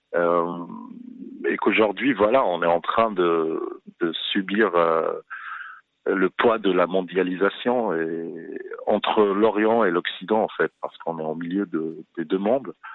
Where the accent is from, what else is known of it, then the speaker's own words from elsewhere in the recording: Fez, Fès-Meknès, Morocco; also born or lived in Paris, France / Rabat, Morocco; now in Casablanca, Morocco; je venais de Fès